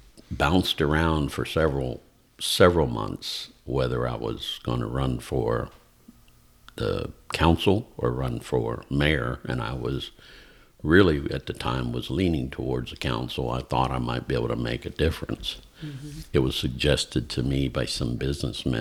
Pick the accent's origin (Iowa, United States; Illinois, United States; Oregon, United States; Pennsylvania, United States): Pennsylvania, United States; moved away as an adult; now in Georgia, United States; I was born and raised about an hour and a half east of Pittsburgh, Pennsylvania. So the western part of the state, but more towards the south of the state.